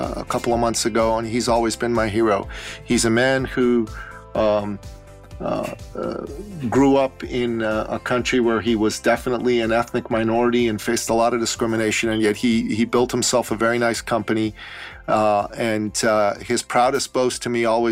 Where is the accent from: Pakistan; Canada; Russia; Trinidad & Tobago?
Canada; I'm very proud to be a Canadian as well.